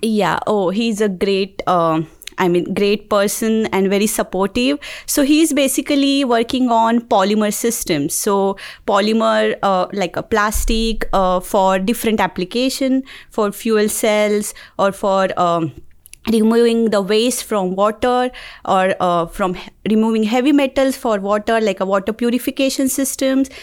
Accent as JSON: {"language": "English", "town": "Mumbai", "region": "Maharashtra", "country": "India", "moved": "as an adult", "lives_now": "Auburn, United States", "said": "I'm from Mumbai, India"}